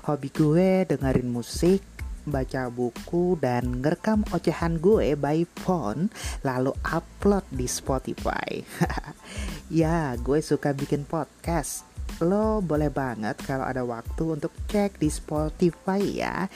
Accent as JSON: {"language": "Indonesian", "town": "Kutai Kartanegara", "region": "East Kalimantan", "country": "Indonesia", "lives_now": "Jakarta, Indonesia", "said": "oh iya, gue udah hampir 6 tahun di Jakarta. Asli gue dari Kutai Kartanegara, Kalimantan Timur."}